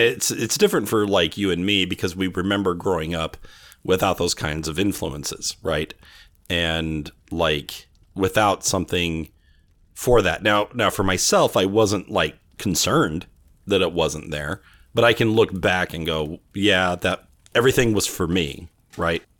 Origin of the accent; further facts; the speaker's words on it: Bakersfield, California, United States; now in Arizona, United States; I grew up in Bakersfield, California